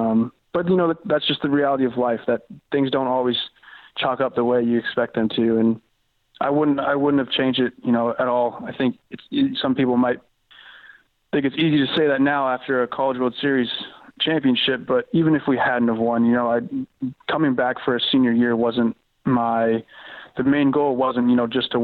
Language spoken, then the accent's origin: English; Bellevue, Washington, United States; I was born in Bellevue, Washington, in the Somerset neighborhood.